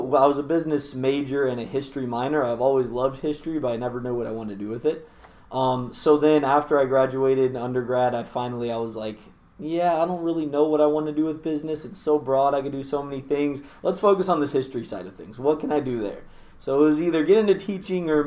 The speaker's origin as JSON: {"language": "English", "town": "Tacoma", "region": "Washington", "country": "United States", "tie": "born or raised there", "said": "I grew up in Tacoma, still live there actually"}